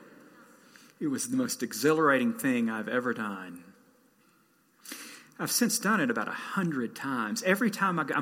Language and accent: English; Southeast, United States; moved away; I didn't grow up here. I grew up in the Southeast